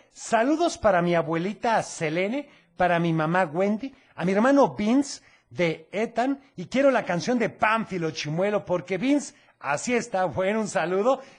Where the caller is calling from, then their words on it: Guadalajara, Jalisco, Mexico; de Guadalajara.